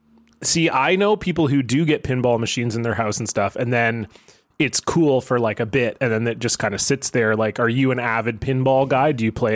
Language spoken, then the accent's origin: English; Toronto, Ontario, Canada; moved away as an adult; now in Vancouver, Canada; I grew up in Toronto